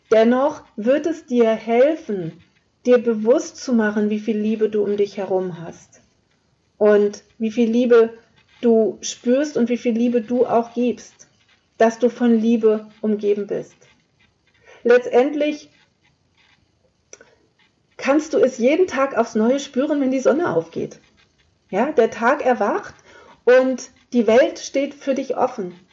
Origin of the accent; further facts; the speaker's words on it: Lower Saxony, Germany; Ich komme aus dem Flachland, also Niedersachsen hat jetzt eher weniger, weniger Berge.